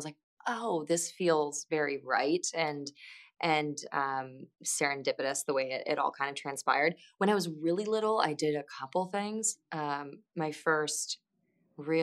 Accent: Midwest, United States; I'm from the Midwest

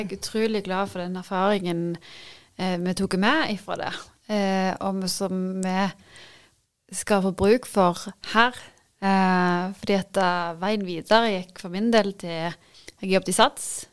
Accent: Varhaug, Rogaland, Norway; now in Bryne, Norway; Jeg kommer jo opprinnelig fra Varhaug.

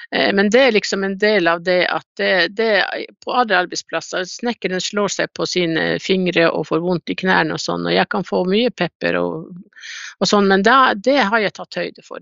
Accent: Kautokeino, Finnmark, Norway; jeg er jo fra Kautokeino

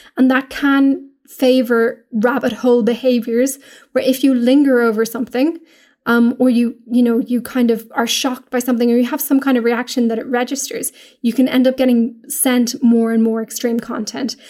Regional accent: Ireland; we're English speaking in Ireland

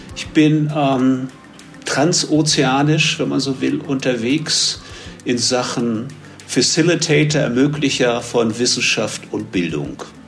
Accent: Germany; moved away as an adult; now in Medellín, Colombia; Als Deutscher, der seit vielen Jahren in Kolumbien zeitweise lebt

